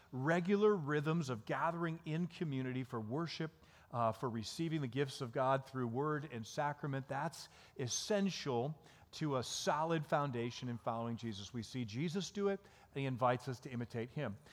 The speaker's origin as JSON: {"language": "English", "town": "Dansville", "region": "Michigan", "country": "United States", "tie": "born or raised there", "moved": "as an adult", "lives_now": "Chicago, United States", "said": "we actually grew up in Michigan."}